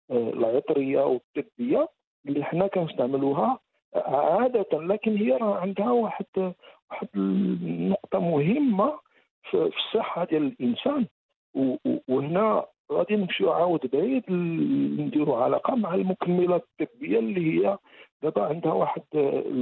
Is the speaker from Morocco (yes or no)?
yes; Morocco; عندنا في المغرب